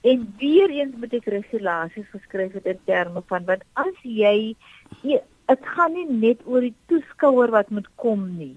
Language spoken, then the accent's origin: Afrikaans; South Africa